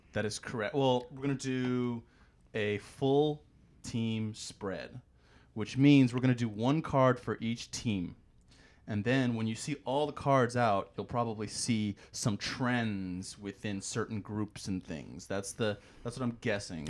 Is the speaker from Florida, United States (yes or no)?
yes; Tampa, Florida, United States; I'm from Tampa